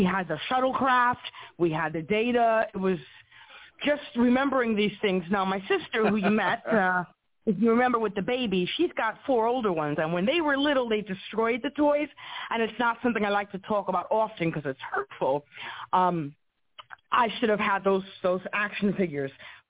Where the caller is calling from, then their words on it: New York, United States; I'm from New York.